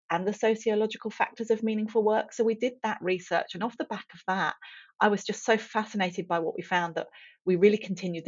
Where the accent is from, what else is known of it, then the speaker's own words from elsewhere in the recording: England, United Kingdom; moved away; I grew up in England, as you can probably tell from the accent.